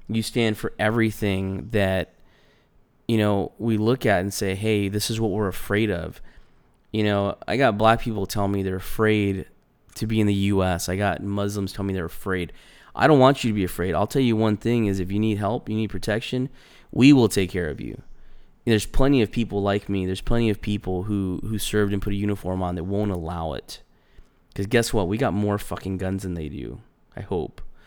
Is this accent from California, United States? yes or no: yes; California, United States; moved away; I grew up in California.